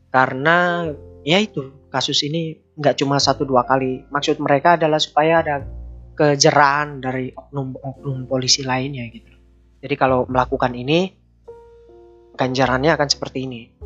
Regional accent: Indonesia; kita Indonesia

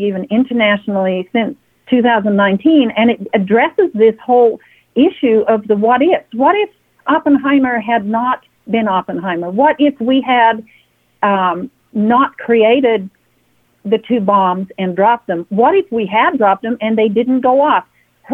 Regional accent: Perth, Western Australia, Australia; moved away as an adult; now in United States; I am from Perth, Western Australia. I was born in Perth, Western Australia.

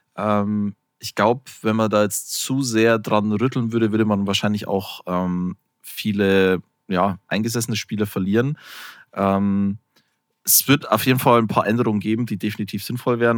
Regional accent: Bavaria, Germany; ich komme ja aus Bayern, was man ja durchaus sagen kann, was so die, die Bierregion schlechthin ist

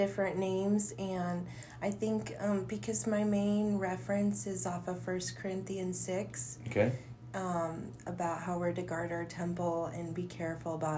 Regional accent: Cheyenne, Wyoming, United States; I was born and raised in Cheyenne. My whole life is here.

